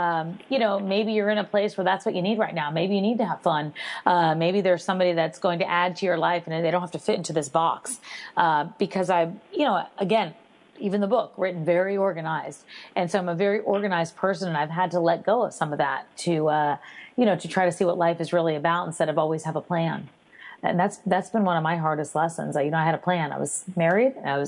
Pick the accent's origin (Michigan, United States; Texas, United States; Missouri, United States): Texas, United States; I'm from Texas originally.